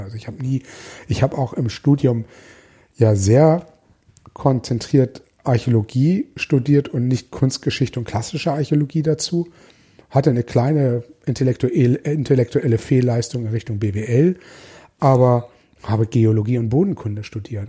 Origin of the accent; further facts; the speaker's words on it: Hamburg, Germany; ich überzeugter Hamburger bin